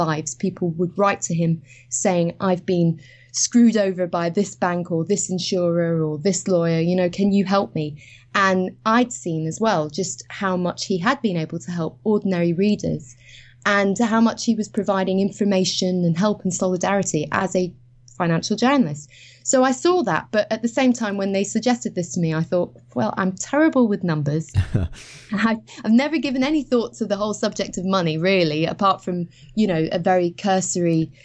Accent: Edinburgh, Scotland, United Kingdom; I actually trained as a musician when I grew up in Edinburgh.

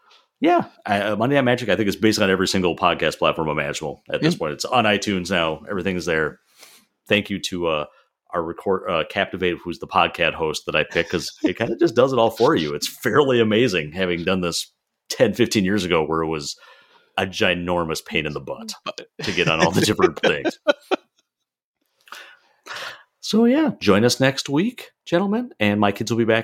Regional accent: Midwest, United States; I'm from Midwest.

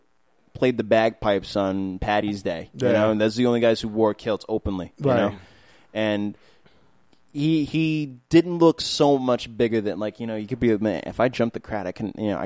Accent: New York City, New York, United States; also born or lived in Maspeth, Queens; I moved to Maspeth when I was like 14. I grew up in Flushing.

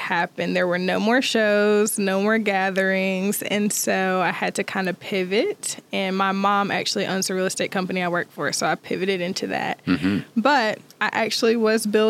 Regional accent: Greensboro, North Carolina, United States; moved away as an adult; also born or lived in Miami Beach / China; I grew up in Greensboro, North Carolina

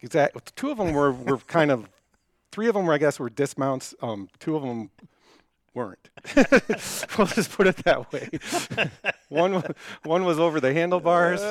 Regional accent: Detroit, Michigan, United States; now in Denver, United States; I grew up in Detroit.

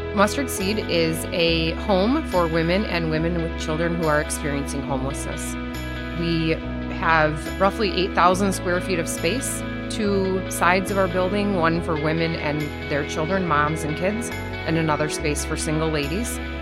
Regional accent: Saginaw, Michigan, United States; I was born and raised in Saginaw

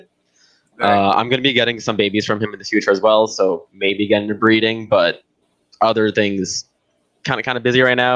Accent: Brazil; now in Canada; I grew up in Brazil

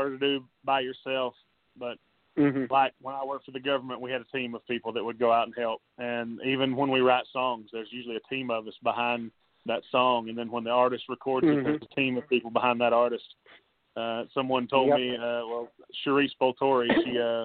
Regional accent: Ozark, Arkansas, United States; moved away as an adult; now in Nashville, United States; I am originally from Ozark, Arkansas, and grew up here on a farm hunting and fishing and playing sports.

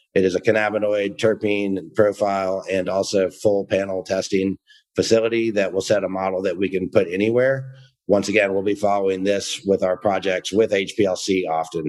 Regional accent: Georgia, United States; moved away; I'm from the South, uh, originally from Georgia

